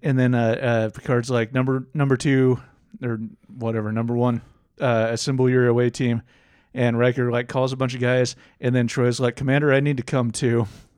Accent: Scotland, United Kingdom; I'm Scottish.

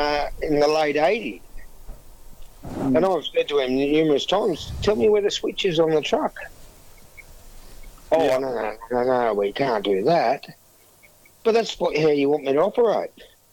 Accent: Tumut, New South Wales, Australia; moved away; I was originally from Tumut.

